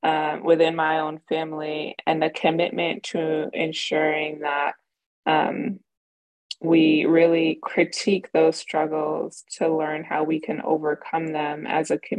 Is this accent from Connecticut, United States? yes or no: no; New York City, New York, United States; growing up in Southside Jamaica, Queens, to immigrant parents from Jamaica